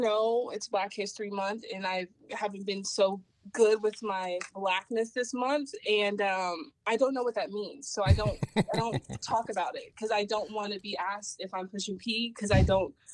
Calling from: Atlanta, Georgia, United States; Oh, obviously, Atlanta, Georgia.

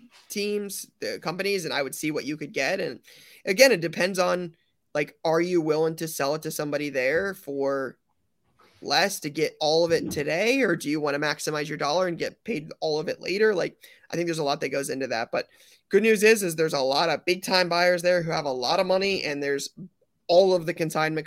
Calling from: Sweden; English is a second language; I'm traveling over from Sweden to be on my first national trip, looking forward to a lot of the experiences.

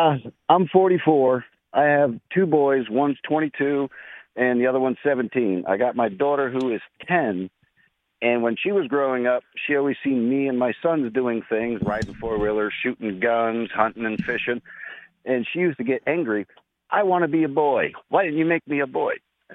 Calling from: Apollo Beach, Florida, United States; I'm calling from Apollo Beach.

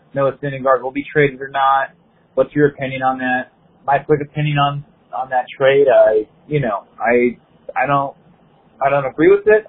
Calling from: Los Angeles, California, United States; I'm calling from Los Angeles, California.

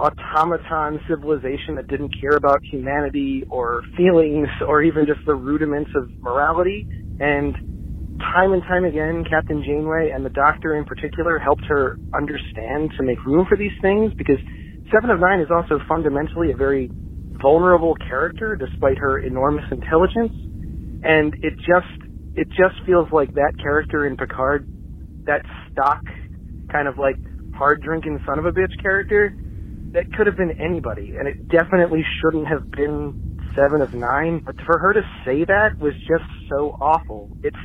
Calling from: Alexandria, Virginia, United States; I'm calling from Alexandria, Virginia, just outside of D.C.

